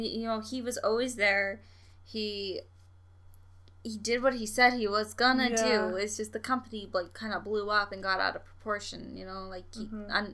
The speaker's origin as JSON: {"language": "English", "region": "Saskatchewan", "country": "Canada", "said": "I'm from Saskatchewan"}